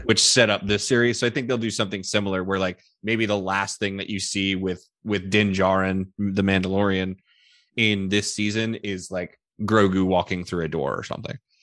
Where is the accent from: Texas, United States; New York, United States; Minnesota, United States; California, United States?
Texas, United States; Houston; my hometown team